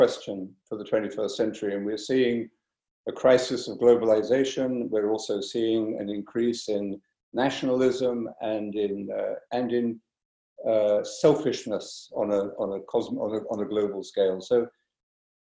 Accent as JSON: {"language": "English", "region": "London", "country": "United Kingdom", "tie": "born or raised there", "also_born_or_lived": "Cork", "moved": "yes", "lives_now": "France", "said": "I was born actually in London"}